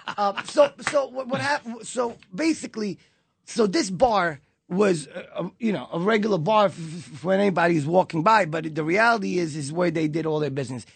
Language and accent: English; New York City, New York, United States; also born or lived in Israel; I was born in Israel, but, uh, raised in Brooklyn when I was nine years old